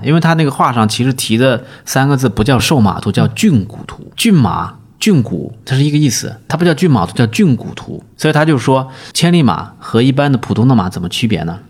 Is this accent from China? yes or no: yes; Nanchang, Jiangxi, China; accent: Nanchang dialect; 我也不是讲我的这个南昌话